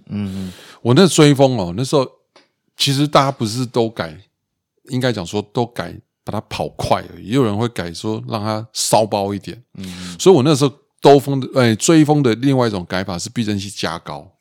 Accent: Zijiang Tunnel, Taipei, Taiwan; 我从小到大在自强隧道长大

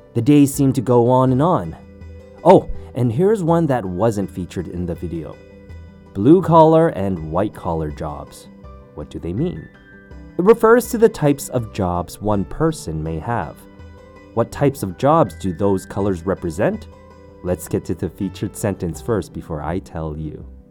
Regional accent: Canada; Growing up in Canada

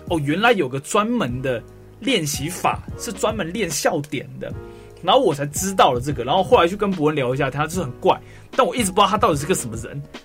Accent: Taiwan; 跟我们台湾的歌手

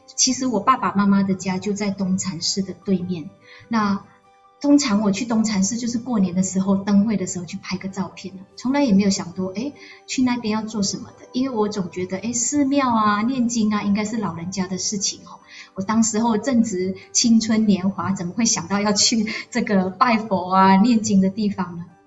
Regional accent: Jenjarom, Selangor, Malaysia; 我从小在乡下，我们有一群很要好的朋友。从我八岁的时候，在一贯道哈，因为以前呃。林家肉有一个一贯道的天呃那个天道院哈，小时候我都会跟着我的阿祖，就是我的太妈去这个一贯道那一边。

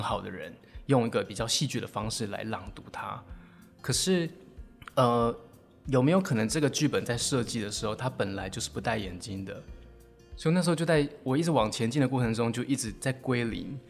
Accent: Taiwan; 我们台湾人就是在考试制度下都会觉得怕说

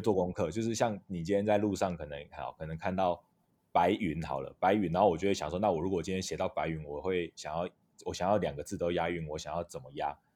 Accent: Taitung, Taitung County, Taiwan; 那我是台东人，那社工系毕业

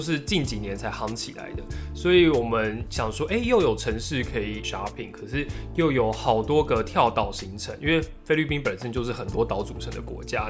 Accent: Taipei, Taiwan; 我身为台北人

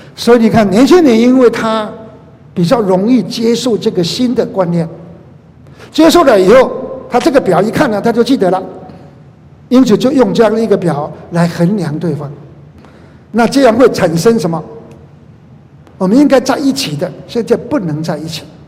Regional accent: Taiwan; 我在马街医院出生的

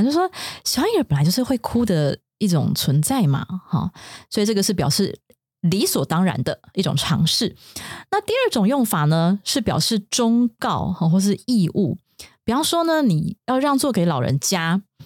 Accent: Taiwan; 我们台湾人的桌上可能比较少，但不是一定

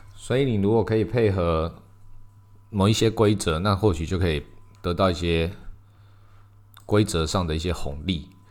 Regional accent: Taiwan; 我们台湾人

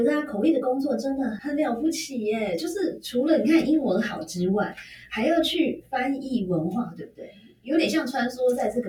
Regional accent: Taiwan; 我们台湾人比较常常忽视的呢？

